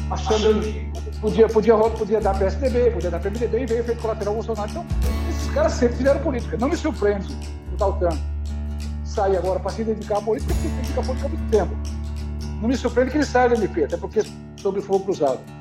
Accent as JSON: {"language": "Portuguese", "country": "Brazil", "said": "sou brasileiro, apesar de pesar, me orgulho disso"}